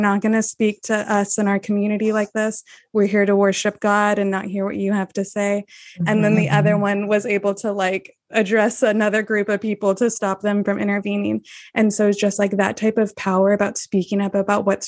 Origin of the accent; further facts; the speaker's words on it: Texas, United States; I'm born and raised in Texas